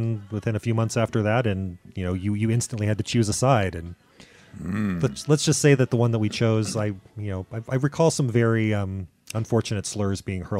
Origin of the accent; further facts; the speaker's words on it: Bakersfield, California, United States; I grew up in Bakersfield, California, where I was in high school in the 80s